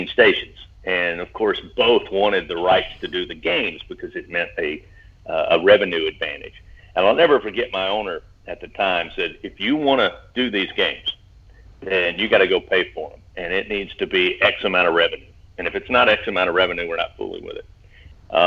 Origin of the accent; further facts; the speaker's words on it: Hindman, Kentucky, United States; I grew up in Hindman, Kentucky, which is in coal mining country, eastern part of the state